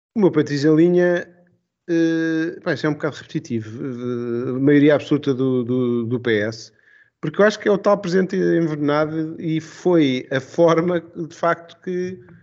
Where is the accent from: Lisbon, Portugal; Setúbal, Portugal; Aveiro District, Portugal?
Lisbon, Portugal; Estoril line; eu sou da, da, da linha do Estoril.